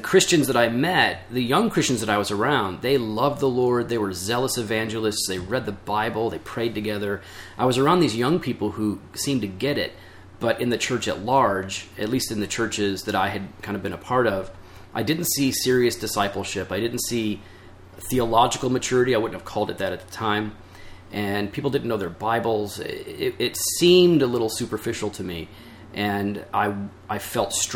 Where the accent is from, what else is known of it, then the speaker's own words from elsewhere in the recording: Geneva, Illinois, United States; I grew up in Geneva